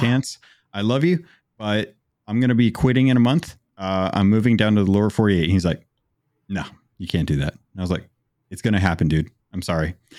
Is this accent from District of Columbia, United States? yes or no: no; Phoenix, Arizona, United States; moved away as an adult; also born or lived in Alaska; I grew up in Arizona